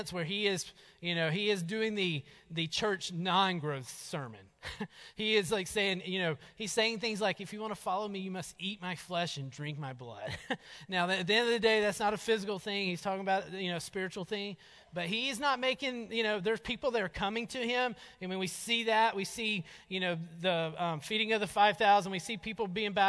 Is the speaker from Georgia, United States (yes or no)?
yes; North Georgia, United States; moved away; we grew up in North Georgia